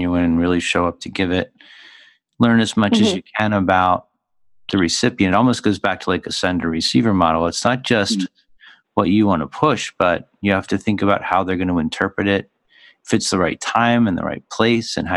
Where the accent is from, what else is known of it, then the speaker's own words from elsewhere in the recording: Philadelphia, Pennsylvania, United States; I come from Philly, so I mean, I was raised speaking sarcasm as a first language